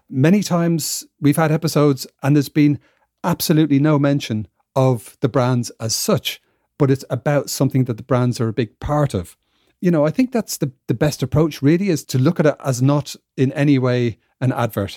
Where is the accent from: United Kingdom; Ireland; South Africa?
Ireland; moved away; I'm from Ireland, even though I don't live there, uh, anymore and haven't for quite a while.